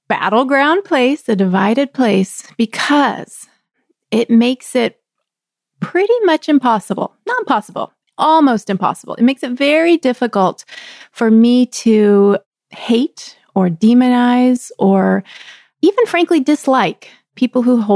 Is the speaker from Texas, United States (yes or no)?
yes; Texas, United States; moved away; also born or lived in Chicago, Illinois; I grew up in the South. I grew up in Texas with roots in the country